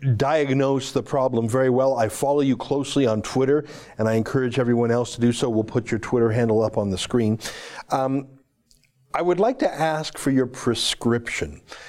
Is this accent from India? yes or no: no; Canada; as a Canadian, I'm calling on you to put our partisan differences aside